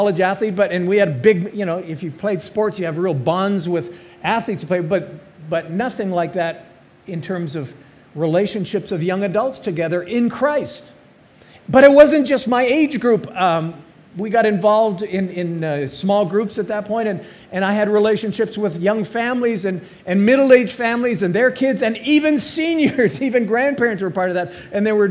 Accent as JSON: {"language": "English", "town": "Calgary", "region": "Alberta", "country": "Canada", "tie": "born or raised there", "also_born_or_lived": "Dallas, Texas", "moved": "as an adult", "said": "Calgary, Alberta, which was my hometown"}